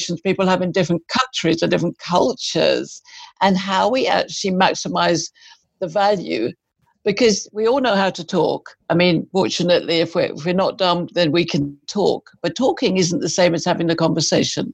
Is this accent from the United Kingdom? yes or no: yes; United Kingdom; moved away as an adult; also born or lived in Malaysia; now in United States; I'm British